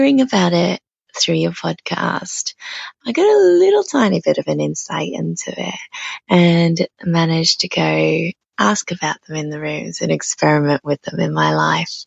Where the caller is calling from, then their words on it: Brisbane, Queensland, Australia; I'm calling in from Brisbane, which is on the east coast of Australia